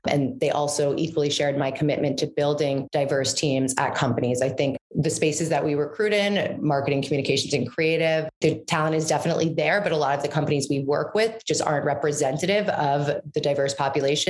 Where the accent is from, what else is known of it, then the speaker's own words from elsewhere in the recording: New York City, New York, United States; also born or lived in Washington, D.C. / Maine; I am New York born and raised. I'm actually one of the rare breeds that are actually from New York City. I grew up on the Upper West Side in Manhattan.